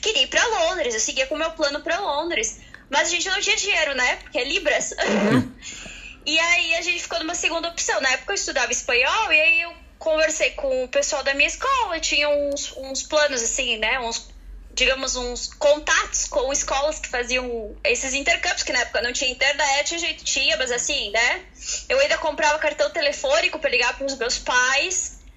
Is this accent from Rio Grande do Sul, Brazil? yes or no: yes; Erechim, Rio Grande do Sul, Brazil; moved away as an adult; also born or lived in Dongguan, China; now in Cork, Ireland; Erechim, que eu vim lá do, do Brasil